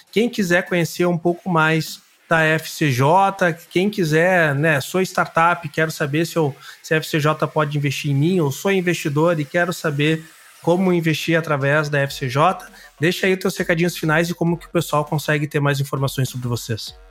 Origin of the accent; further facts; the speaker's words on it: Brazil; now in Rio Grande do Sul, Brazil; Eu sou gaúcho de coração, né? Mas eu sou sumatogrossense